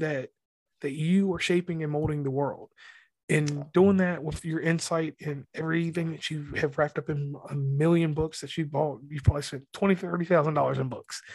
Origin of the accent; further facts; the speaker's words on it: West Virginia, United States; I'm from the South. I'm from West Virginia